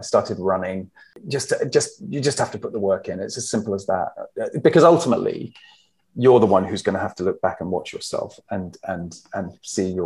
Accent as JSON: {"language": "English", "town": "Herongate", "region": "East of England", "country": "United Kingdom", "tie": "born or raised there", "also_born_or_lived": "London / United States", "moved": "as an adult", "said": "I grew up in Herongate, which is quite near Brentwood"}